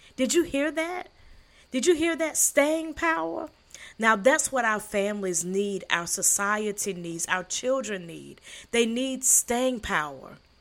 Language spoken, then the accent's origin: English; the South, United States; also born or lived in Sierra Leone (ancestry); I am from the South